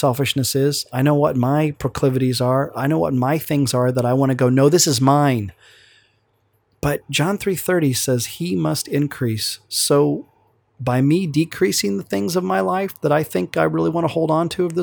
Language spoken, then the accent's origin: English; Oklahoma, United States; We're from Oklahoma, and so those accents just come back just like